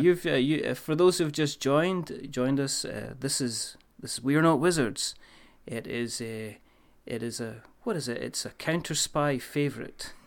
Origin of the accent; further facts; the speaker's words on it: Scotland, United Kingdom; I'm Scottish